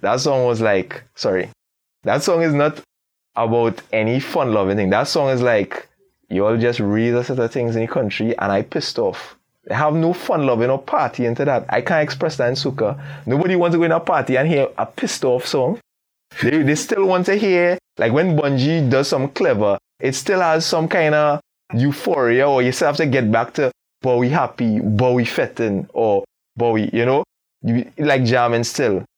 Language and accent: English; Trinidad & Tobago; how we would flow on a beat as a Trini artist